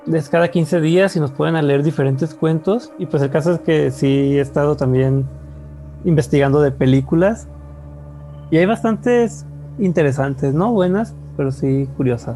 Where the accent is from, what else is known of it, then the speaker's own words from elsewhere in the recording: Mexico; el malinchista que llevamos dentro todos los mexicanos